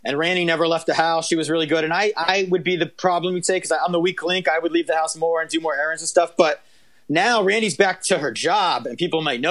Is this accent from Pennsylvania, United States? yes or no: yes; Pennsylvania, United States; now in Long Island City, United States; I'm from Pennsylvania, but I live like by the water.